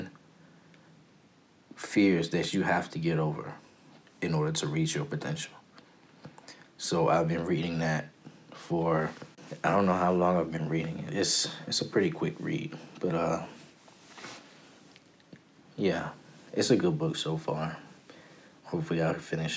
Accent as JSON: {"language": "English", "area": "Prince George's County", "region": "Maryland", "country": "United States", "tie": "born or raised there", "also_born_or_lived": "Washington, D.C.", "said": "I am from PG County, Maryland. Born and raised. Well, actually, I was born in D.C., raised in PG County."}